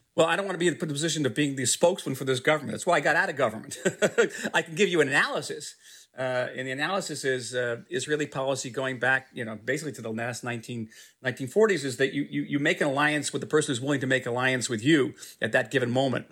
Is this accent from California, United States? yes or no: no; New Jersey, United States; moved away as an adult; now in Israel; my parents still live in the same house I grew up with, in a small town in New Jersey.